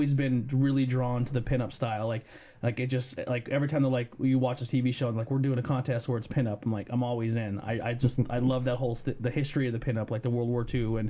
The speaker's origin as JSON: {"language": "English", "area": "Minersville", "region": "Pennsylvania", "country": "United States", "said": "I went to North Schuylkill for 2 years. I'm originally from Monterey, but I went there to play soccer."}